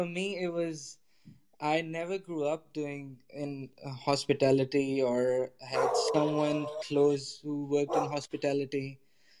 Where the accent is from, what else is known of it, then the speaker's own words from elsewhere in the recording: Lahore, Punjab, Pakistan; So I'm from Pakistan. I grew up in Pakistan, from a city called Lahore in Pakistan. Fantastic city. I love it.